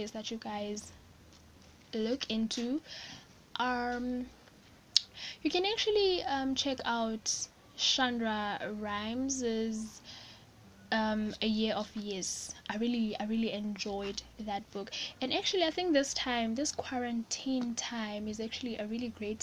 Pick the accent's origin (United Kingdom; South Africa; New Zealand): South Africa; I'm South African